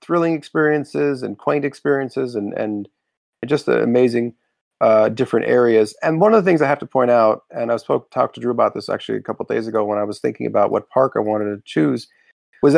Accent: Florida, United States; growing up in Florida, I had a lot of experiences in Disney at Universal.

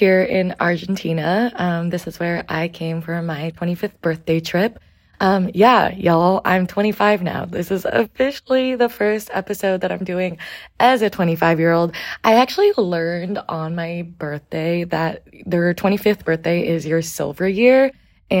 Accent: Portland, Oregon, United States; also born or lived in New York City; I spent the first 9 years of my life more or less living full-time in New York City. And when I was 9, my mom moved my sisters and I out to Portland, Oregon

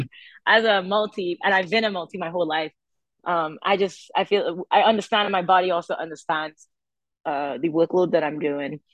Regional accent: St. Augustine, Trinidad & Tobago; also born or lived in Nashville, Tennessee; now in United States; I'm from a place called St. Augustine um, in Trinidad, which is it's near the university

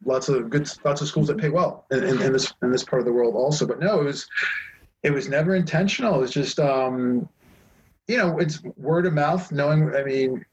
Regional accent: East Coast, United States; moved away as an adult; now in Taiwan; I grew up on the East Coast

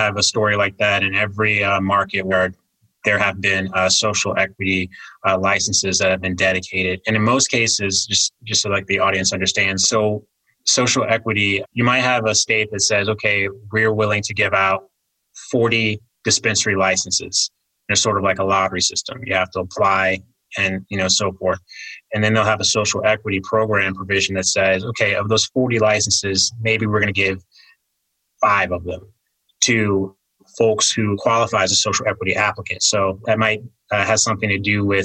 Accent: Virginia, United States; moved away; my home state of Virginia

